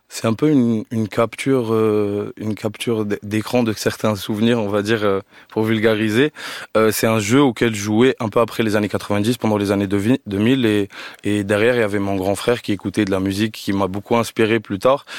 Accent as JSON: {"language": "French", "town": "Algiers", "region": "Algiers Province", "country": "Algeria", "tie": "born or raised there", "moved": "yes", "lives_now": "France", "said": "là où j'ai grandi à Alger"}